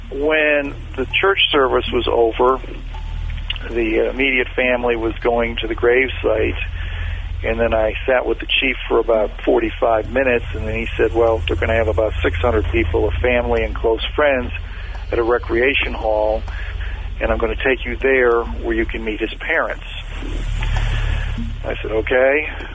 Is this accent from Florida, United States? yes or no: yes; Daytona Beach, Florida, United States; And I went up to a woman, and I told her that who I was, and I was from Daytona Beach.